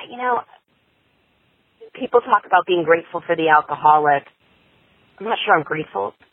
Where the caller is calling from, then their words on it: California, United States; I'm from California